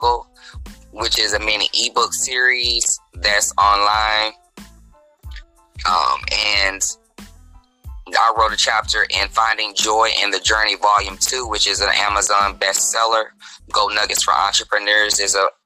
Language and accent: English; Dallas, Texas, United States; moved away; also born or lived in St. Louis, Missouri; I am born and raised in Dallas, Texas. Spent a considerable time in St. Louis, Missouri